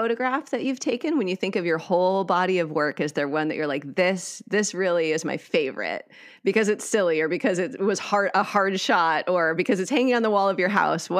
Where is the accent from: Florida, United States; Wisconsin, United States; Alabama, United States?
Wisconsin, United States; moved away; I grew up in Wisconsin.